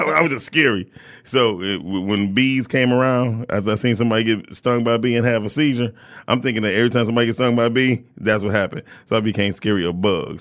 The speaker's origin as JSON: {"language": "English", "town": "Detroit", "region": "Michigan", "country": "United States", "tie": "born or raised there", "said": "I grew up, I grew up on Puritan all my whole entire life."}